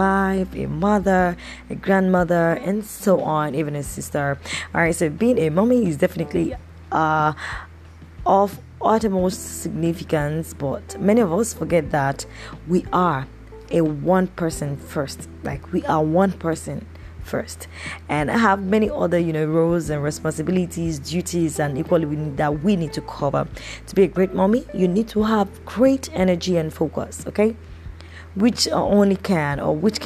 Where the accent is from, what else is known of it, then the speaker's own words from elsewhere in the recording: Nigeria; I'm recording this podcast from, you know, my home country in Nigeria, in Africa.